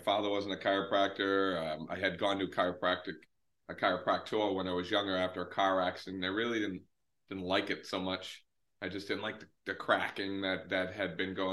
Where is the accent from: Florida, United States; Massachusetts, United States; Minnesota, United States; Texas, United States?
Massachusetts, United States; north of Boston; I am about 20 minutes north of Boston, so in Massachusetts, up in New England, and I've been there for most of my life